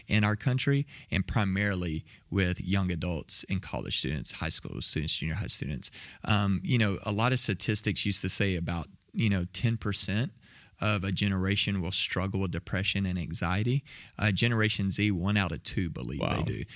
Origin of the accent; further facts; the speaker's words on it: south of Waco, Texas, United States; Grew up in Texas, south of Waco